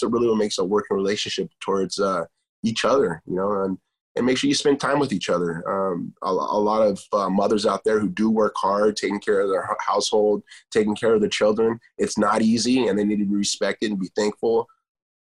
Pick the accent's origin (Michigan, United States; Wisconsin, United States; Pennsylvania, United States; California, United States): California, United States; Huntington Beach; As a Mexican-American, but I was born here in Huntington Beach, California